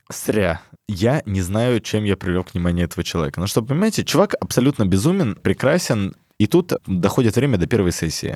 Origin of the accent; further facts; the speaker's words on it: Melitopol, Zaporizhzhia Oblast, Ukraine; я из Мелитополя